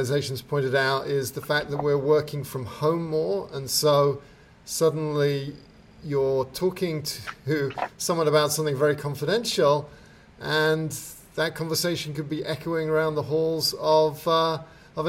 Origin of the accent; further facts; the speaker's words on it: England, United Kingdom; moved away; I grew up in England where there's cameras everywhere